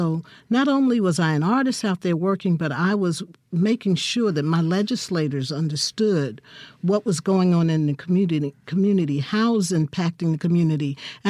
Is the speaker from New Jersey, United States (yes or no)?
yes; Newark, New Jersey, United States; moved away as an adult; also born or lived in Texas; now in Jackson, United States; I'm from Newark, New Jersey.